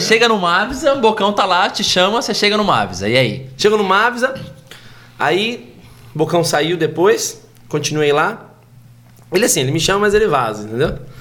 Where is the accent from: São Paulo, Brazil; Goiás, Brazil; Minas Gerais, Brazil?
São Paulo, Brazil; Pinhalzinho; also born or lived in Pirituba, São Paulo; Eu sou de uma cidade chamada Pinhalzinho, cresci em Pinhalzinho, depois dos 10 anos de idade